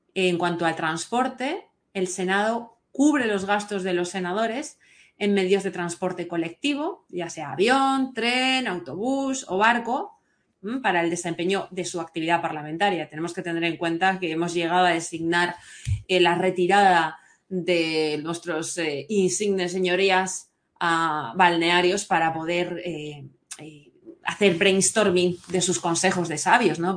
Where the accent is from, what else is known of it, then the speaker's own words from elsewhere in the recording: Valencian Community, Spain; lo que somos los valencianos